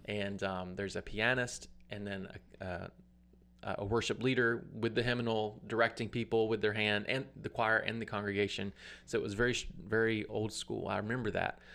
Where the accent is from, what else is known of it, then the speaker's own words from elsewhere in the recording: Atmore, Alabama, United States; I'm from Atmore, Alabama. Uh, grew up on a farm